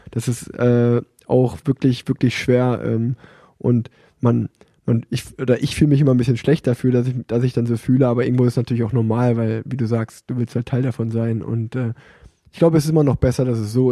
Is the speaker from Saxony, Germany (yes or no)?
no; Cologne, North Rhine-Westphalia, Germany; als Kölner, der in Köln wohnt